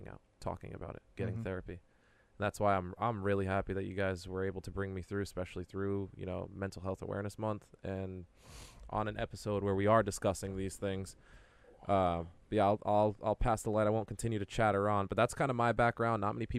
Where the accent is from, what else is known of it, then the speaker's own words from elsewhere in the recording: Pawtucket, Rhode Island, United States; We grew up in Pawtucket, didn't really have a lot of things